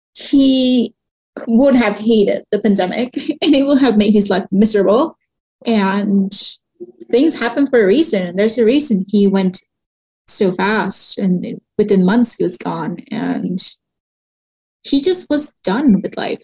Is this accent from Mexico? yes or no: yes; Mexico; moved away as an adult; also born or lived in Canada; when i moved back to Mexico from Canada